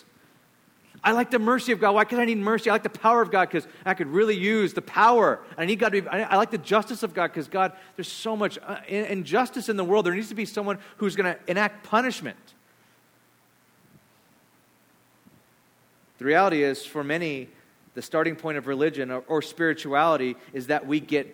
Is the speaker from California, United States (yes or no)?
yes; California, United States; I'm from California